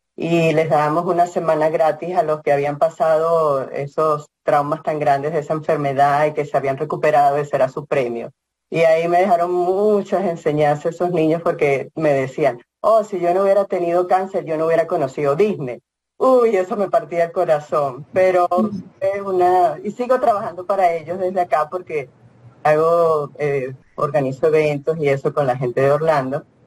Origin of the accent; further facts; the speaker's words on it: Venezuela; moved away as an adult; also born or lived in Boulder, Colorado; now in Lafayette, United States; Soy de Venezuela, y empecé a ser voluntaria en Venezuela